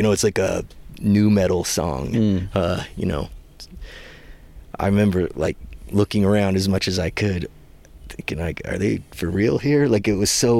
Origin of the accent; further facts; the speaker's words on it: Cascade Mountains, Pacific Northwest, United States; I grew up in the Pacific Northwest, Cascade Mountains